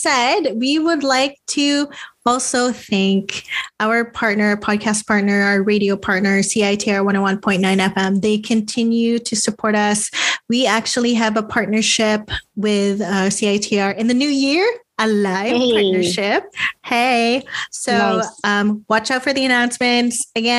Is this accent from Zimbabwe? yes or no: no; Philippines; We love being Filipino. We love our culture. We love the Filipino culture.